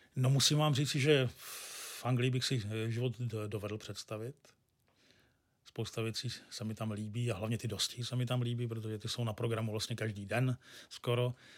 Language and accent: Czech; Pardubice, Pardubice Region, Czechia; now in Hradec Králové, Czechia; Já jsem rodilý Pardubák, no Pardubičan přesně a do Hradce Králové jsem se přestěhoval